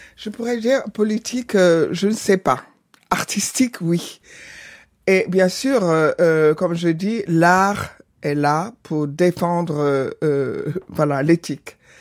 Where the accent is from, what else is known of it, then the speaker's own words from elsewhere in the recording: Benin; now in Senegal; j'ai jamais oublié ma, nationalité, mon origine du Bénin